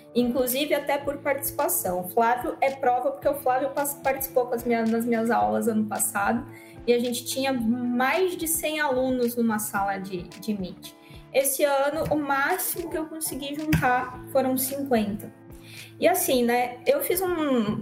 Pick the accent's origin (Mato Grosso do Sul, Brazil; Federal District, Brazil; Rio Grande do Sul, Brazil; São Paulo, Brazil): Rio Grande do Sul, Brazil; also born or lived in Rondônia; now in Cacoal, Brazil; eu sou do Rio Grande do Sul